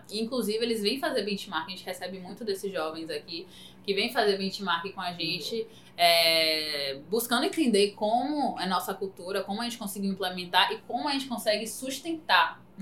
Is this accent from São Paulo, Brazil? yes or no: no; Salvador, Bahia, Brazil; E aí, quando, inclusive, a galera, alguns clientes que são de Salvador, quando a gente fala, não, a gente é de Salvador, mas de Salvador!